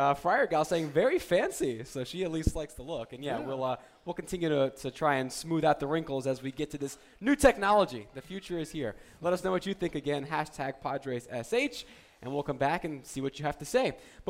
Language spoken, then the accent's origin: English; New Jersey, United States; growing up in New Jersey, seeing a lot of Yankee Red Sox games